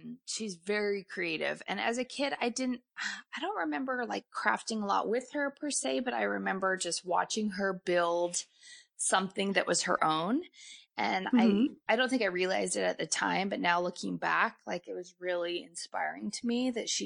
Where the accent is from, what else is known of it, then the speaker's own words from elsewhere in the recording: Salt Lake City, Utah, United States; I was born in Salt Lake City, Utah.